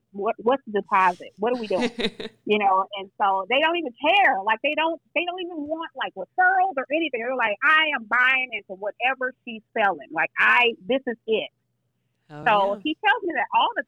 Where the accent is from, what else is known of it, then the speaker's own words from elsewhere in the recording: St. Louis, Missouri, United States; I'm from St. Louis